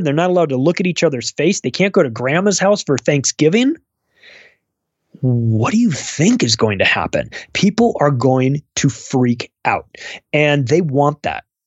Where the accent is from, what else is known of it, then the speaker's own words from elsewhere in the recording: United States; I'm an American